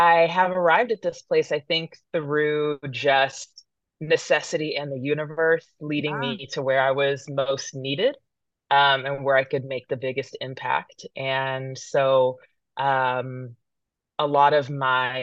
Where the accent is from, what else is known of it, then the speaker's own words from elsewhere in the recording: Modesto, California, United States; also born or lived in San Francisco, California / Oakland, California; I was born in San Francisco, California. My parents lived along Lake Merritt. My dad passed when I was quite young, and we ended up in Modesto, California